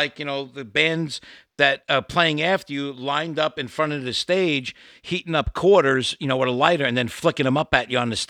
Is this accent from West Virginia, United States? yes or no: no; New York City, New York, United States; Where I grew up in Brooklyn, it was tough shit